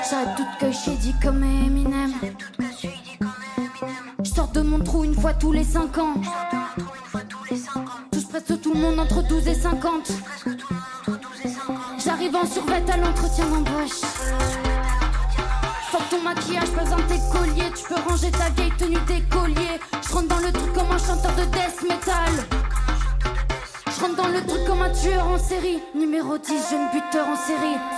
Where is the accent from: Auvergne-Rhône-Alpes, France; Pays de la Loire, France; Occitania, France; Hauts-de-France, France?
Occitania, France; Toulouse; je viens de Toulouse